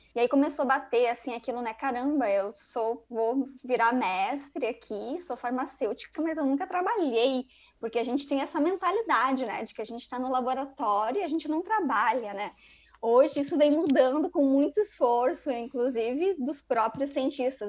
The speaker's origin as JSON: {"language": "Portuguese", "region": "Rio Grande do Sul", "country": "Brazil", "also_born_or_lived": "Rio de Janeiro", "moved": "as an adult", "said": "sou, sou gaúcha"}